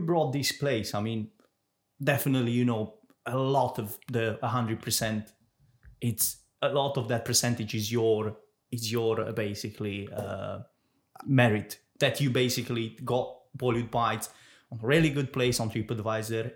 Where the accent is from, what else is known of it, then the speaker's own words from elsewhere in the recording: Romania; now in Jersey; I'm, I'm from Romania